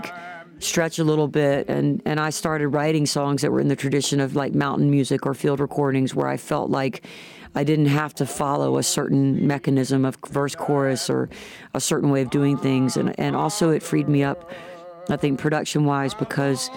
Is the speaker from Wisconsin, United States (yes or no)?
no; Atlanta, Georgia, United States; from Atlanta, Georgia